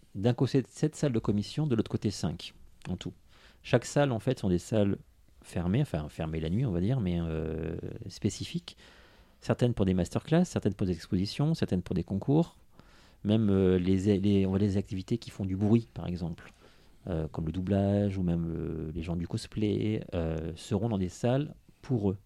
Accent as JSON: {"language": "French", "town": "Nice", "region": "Provence-Alpes-Côte d'Azur", "country": "France", "tie": "born or raised there", "said": "je suis né à Nice."}